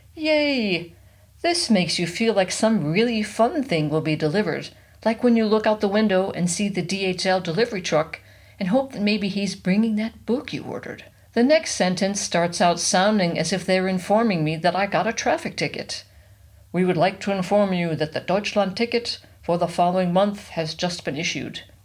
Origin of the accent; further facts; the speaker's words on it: United States; now in Germany; I'm American